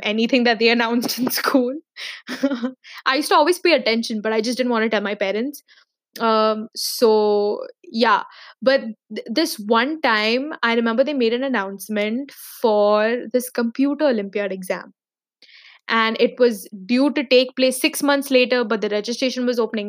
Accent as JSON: {"language": "English", "region": "Dubai", "country": "United Arab Emirates", "tie": "born or raised there", "also_born_or_lived": "Mumbai, India", "said": "I was born and brought up in Dubai, but briefly, when I was in the fifth grade till the end of seventh grade, we relocated to Bombay"}